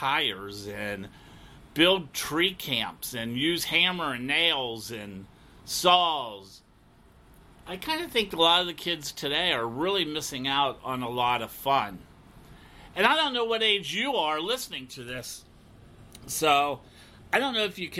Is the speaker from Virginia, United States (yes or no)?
no; Cincinnati, Ohio, United States; growing up in Cincinnati